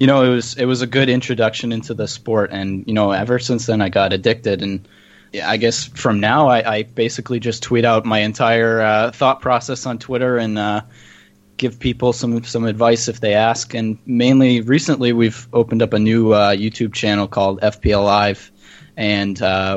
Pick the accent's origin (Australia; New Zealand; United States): United States; as an American